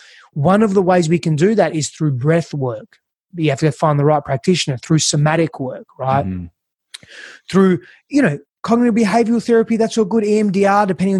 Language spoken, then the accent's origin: English; Perth, Western Australia, Australia; now in United States; I'm from Perth, Australia